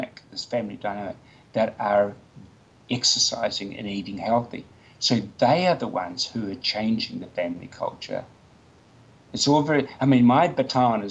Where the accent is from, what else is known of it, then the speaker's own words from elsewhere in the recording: Nelson, New Zealand; Nelson, my hometown